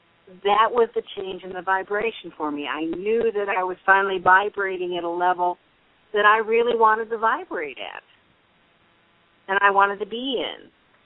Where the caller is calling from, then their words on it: Florida, United States; I'm calling from Florida.